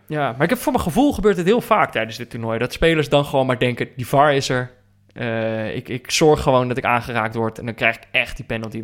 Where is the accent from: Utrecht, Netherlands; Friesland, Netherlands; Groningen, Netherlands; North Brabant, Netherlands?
North Brabant, Netherlands; moved away; also born or lived in Amsterdam; ik ben opgegroeid in Brabant